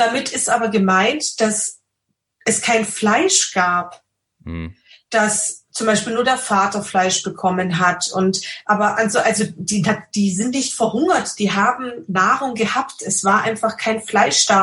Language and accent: German; Austria; bei uns in Österreich